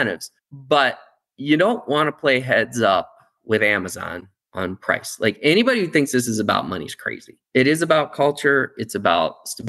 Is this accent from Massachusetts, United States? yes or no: no; Akron, Ohio, United States; I grew up in Akron, rubber capital